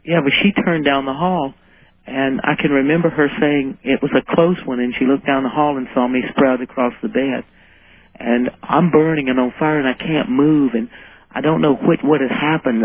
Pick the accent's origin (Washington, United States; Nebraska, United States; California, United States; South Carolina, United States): South Carolina, United States; I grew up in South Carolina